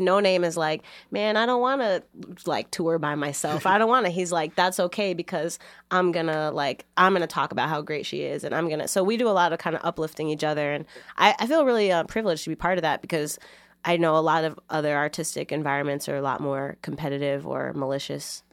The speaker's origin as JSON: {"language": "English", "town": "Chicago", "region": "Illinois", "country": "United States", "tie": "born or raised there", "moved": "as an adult", "lives_now": "Boston, United States", "said": "I grew up in Logan Square"}